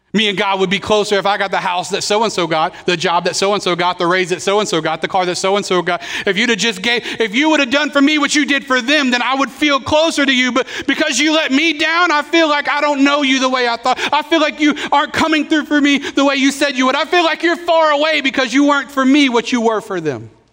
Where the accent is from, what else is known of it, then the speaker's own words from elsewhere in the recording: Pensacola, Florida, United States; I grew up here in Pensacola, so uh, moved here when we were six